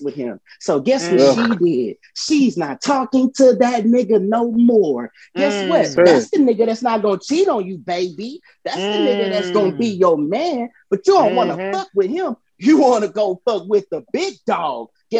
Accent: Houston, Texas, United States; I'm from South Park

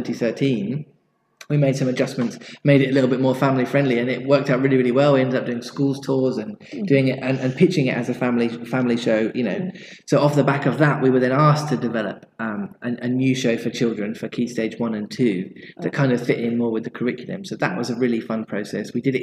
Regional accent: Kingston upon Thames, London, United Kingdom; moved away; I don't live around here anymore, but this was my hometown

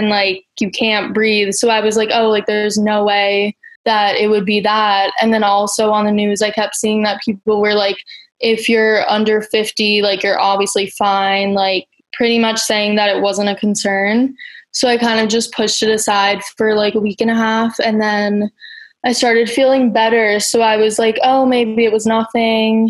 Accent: New York City, New York, United States; I'm from Brooklyn

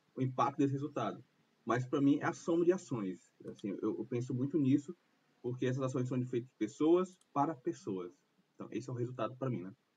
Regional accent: Fortaleza, Ceará, Brazil; sou aqui de Fortaleza, sou cearense

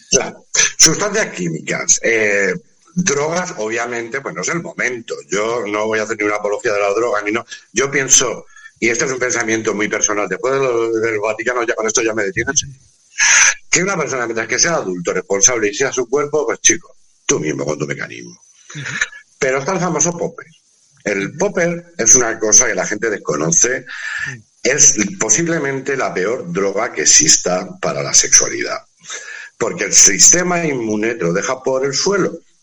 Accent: Spain; somos latinos, somos españoles, somos, somos mediterráneos.

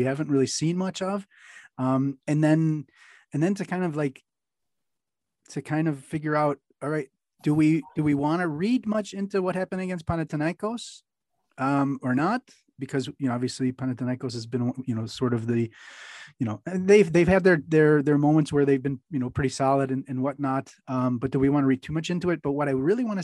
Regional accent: United States; as an American

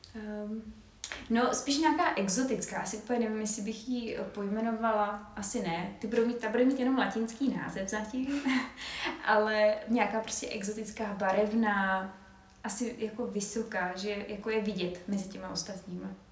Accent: Czechia; jako Češi

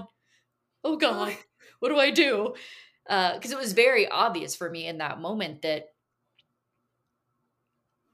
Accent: Caldwell, Texas, United States; Born and raised in Texas, lived in a really small town during some of the formative years, like 12 to 18. We lived in the big town of Caldwell, Texas, on a big cattle ranch

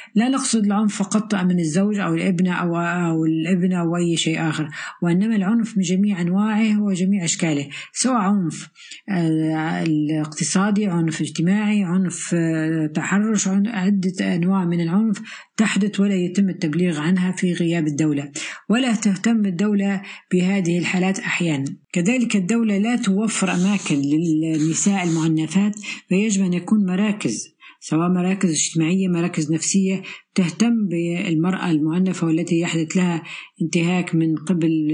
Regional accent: Tripoli, Tripoli District, Libya; من طرابلس العاصمة طرابلس ليبيا

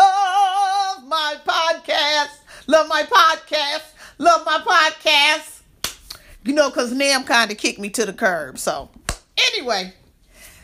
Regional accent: Midwest, United States; I'm from the Midwest

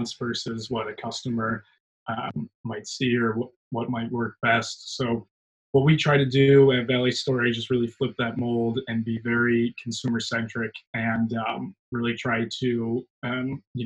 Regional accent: Chicago, Illinois, United States; also born or lived in San Francisco; now in Austin, United States; I'm originally a Chicagoan, and I moved out to San Francisco and then found my way to Austin

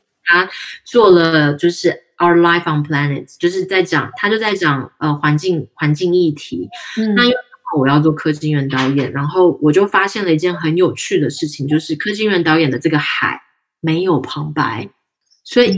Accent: Tainan, Taiwan; 我们台南人

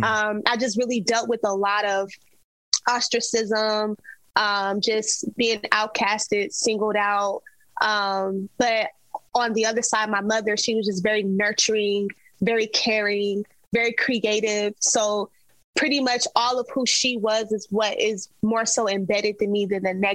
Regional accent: Las Vegas, Nevada, United States; I'm born and raised in Las Vegas

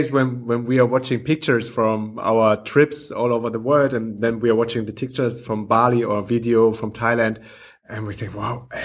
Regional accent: Mallorca, Balearic Islands, Spain; English is a second language; Yeah, I was born in Mallorca.

